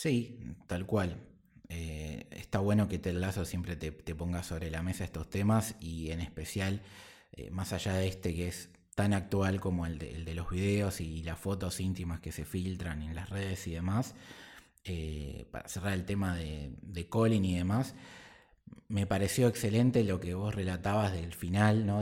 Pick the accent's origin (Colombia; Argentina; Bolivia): Argentina; nosotros como argentinos